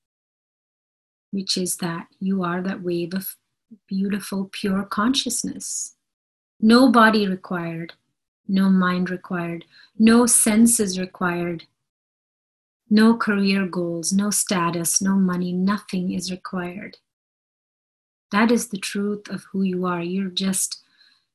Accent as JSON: {"language": "English", "country": "India", "said": "I'm Indian"}